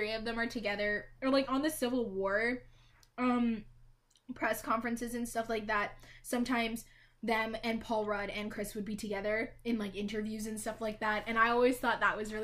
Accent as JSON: {"language": "English", "country": "Canada", "said": "as a Canadian"}